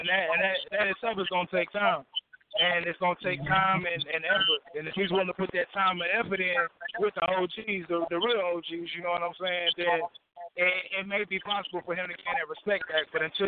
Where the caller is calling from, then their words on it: Nashville, Tennessee, United States; Yeah, I'm calling from the Music City, you know what I'm saying, Nashville, Tennessee, 615.